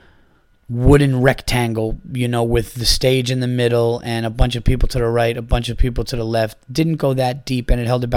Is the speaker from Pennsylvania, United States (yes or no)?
no; New York, United States; I said that I was from New York